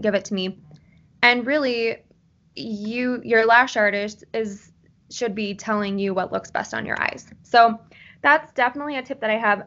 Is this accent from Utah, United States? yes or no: yes; Salt Lake City, Utah, United States; I am from Salt Lake City, Utah